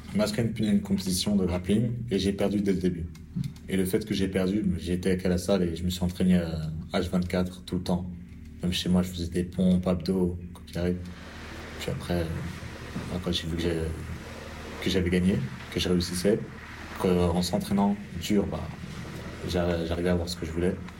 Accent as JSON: {"language": "French", "country": "France", "said": "Je suis français"}